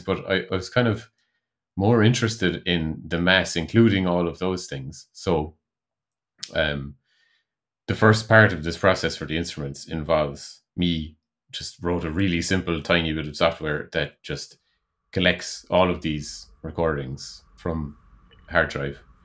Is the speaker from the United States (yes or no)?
no; Ireland; moved away as an adult; also born or lived in Netherlands; I moved back to Ireland from the Netherlands, where I was living for three years